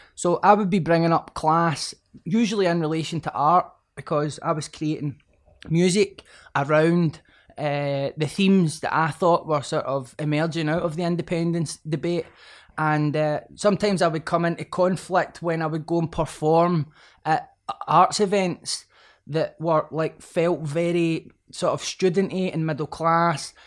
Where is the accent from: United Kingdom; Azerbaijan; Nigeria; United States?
United Kingdom; Glasgow, Scotland; growing up in Pollock and Glasgow